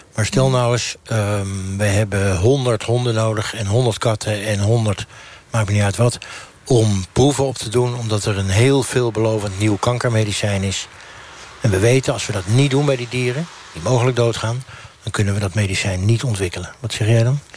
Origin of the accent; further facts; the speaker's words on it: Netherlands; Wij willen als Hollanders, zeg ik maar even als vertegenwoordiger daarvan